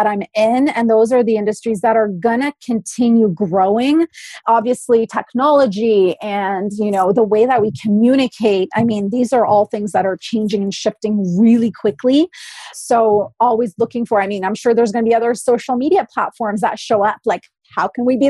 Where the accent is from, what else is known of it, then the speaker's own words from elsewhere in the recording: Poland; also born or lived in Oakville, Ontario, Canada; now in British Columbia, Canada; I come from an immigrant family, I was born in Poland